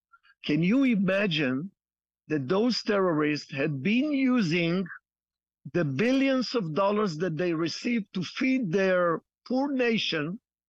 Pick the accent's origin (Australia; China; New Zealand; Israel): Israel; Jerusalem, Jerusalem District; I was born in Jerusalem, 16th generation. My grandparents have immigrated here from Spain, 1476